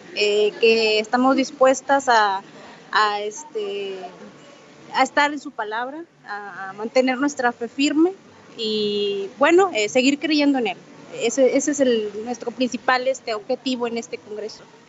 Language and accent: Spanish; Monterrey, Nuevo León, Mexico; de Monterrey, Nuevo León